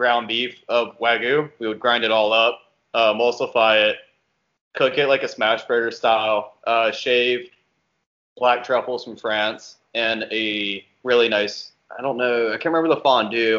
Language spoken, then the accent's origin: English; Charlotte, North Carolina, United States; So I'm actually born and raised in Charlotte